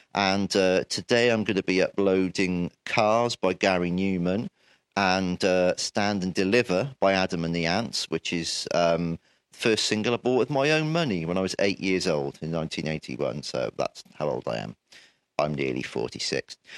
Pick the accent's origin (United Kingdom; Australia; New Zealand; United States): United Kingdom; Wales; born in Wales and living here all my life